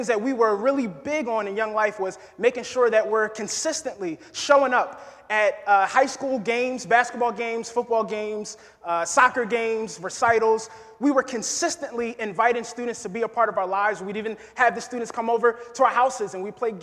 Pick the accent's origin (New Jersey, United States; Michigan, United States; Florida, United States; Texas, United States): New Jersey, United States; moved away as an adult; now in Kentucky, United States; I'm originally from New Jersey. Born and raised